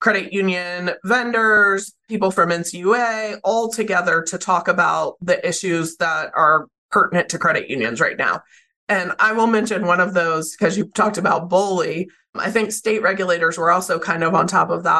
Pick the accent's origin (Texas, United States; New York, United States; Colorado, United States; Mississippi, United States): Mississippi, United States; now in Montana, United States; I grew up in Mississippi